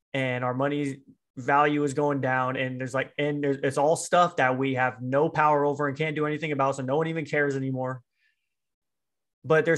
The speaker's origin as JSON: {"language": "English", "country": "United States", "said": "I'm American"}